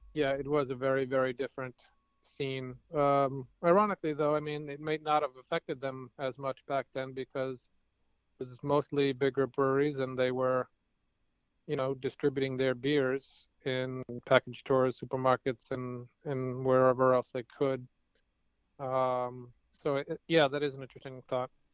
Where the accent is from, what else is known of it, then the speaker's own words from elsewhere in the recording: Cambridge, Massachusetts, United States; one of my hometown breweries, which is a pretty amazing place called uh, Cambridge Brewing Company